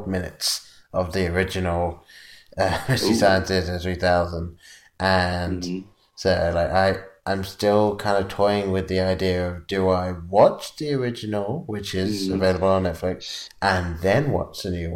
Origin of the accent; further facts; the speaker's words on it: England, United Kingdom; moved away; growing up in England